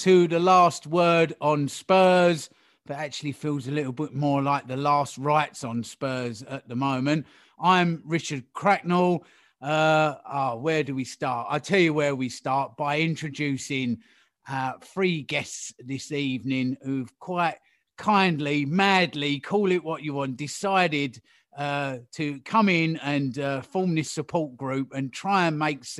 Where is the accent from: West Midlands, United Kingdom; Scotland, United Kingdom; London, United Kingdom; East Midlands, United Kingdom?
London, United Kingdom; Hackney; I am from Hackney